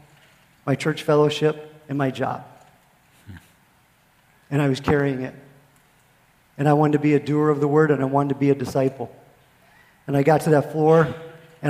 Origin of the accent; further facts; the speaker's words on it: Pennsylvania, United States; moved away as an adult; also born or lived in Fort Hood, Texas; now in Texas, United States; I am a Yankee from Pennsylvania